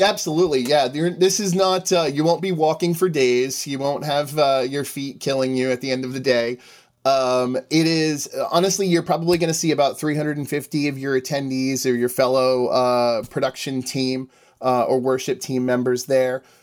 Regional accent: Northeast, United States; I am from the Northeast

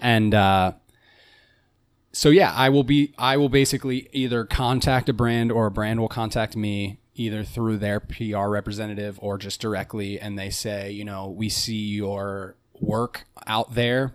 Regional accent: Cincinnati, Ohio, United States; I'm from Cincinnati and I grew up in a you know very suburban midwestern neighborhood

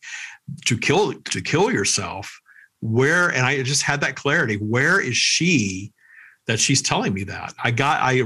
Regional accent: Minden, Louisiana, United States; I was working at Wendy's my hometown in Minden, Louisiana

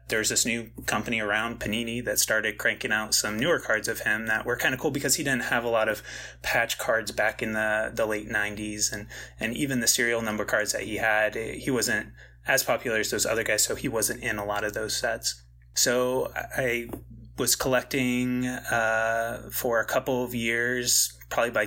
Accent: Central Illinois, United States; I grew up in Central Illinois

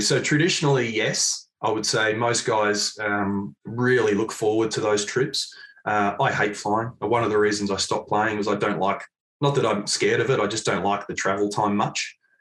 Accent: Mount Eliza, Victoria, Australia; Mount Eliza. Yeah, yeah. Only uh, stone's throw really from where I am these days living

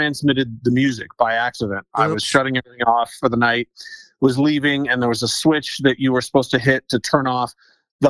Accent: Riverside, California, United States; now in Denver, United States; I grew up in Riverside, California, which, if people know Southern California, is about

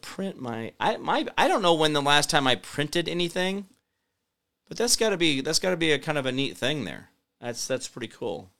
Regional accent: Phoenix, Arizona, United States; now in Kansas, United States; I was born in Phoenix

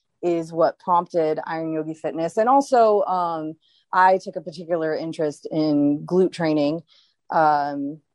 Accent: Baton Rouge, Louisiana, United States; moved away; I'm from Baton Rouge.

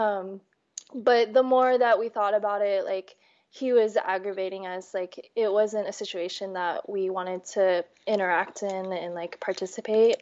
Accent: D.C., East Coast, United States; also born or lived in New York; now in Portland, United States; I grew up on the East Coast, right outside of Washington, D.C.

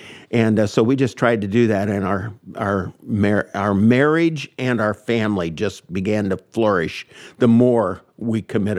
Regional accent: Indianapolis, Indiana, United States; also born or lived in Nashville, Indiana; I grew up here in Indianapolis until I was in the fifth grade. Then we moved down to Brown County, down Nashville, Indiana. I moved on to a 21 acres and a log cabin with mom and dad and my sister Roseanne.

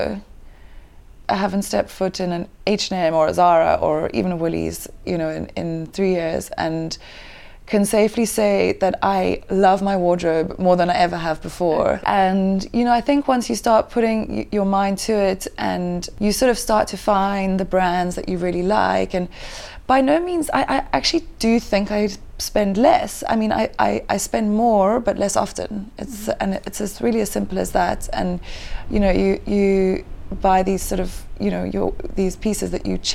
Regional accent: Kenya; moved away as an adult; also born or lived in Mombasa, Kenya / Diani, Kenya / London, United Kingdom; now in Cape Town, South Africa; I was born in Mombasa, Kenya, and grew up in Kenya for the whole of my childhood

